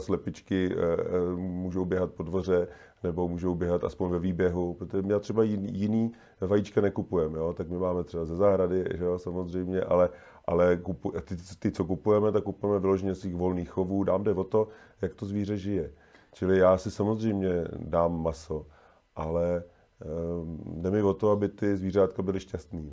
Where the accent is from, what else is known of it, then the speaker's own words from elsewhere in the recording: České Budějovice, South Bohemian Region, Czechia; já jsem z Budějovic